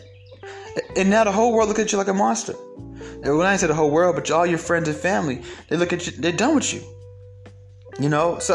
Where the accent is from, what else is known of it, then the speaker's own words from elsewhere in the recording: Atlanta, Georgia, United States; I'm from Atlanta